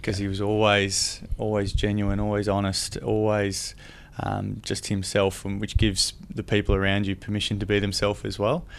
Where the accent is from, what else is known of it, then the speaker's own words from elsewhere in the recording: Camperdown, Victoria, Australia; I grew up in Camper Down, down in, um, Western Victoria, and it's only a small town of about three thousand people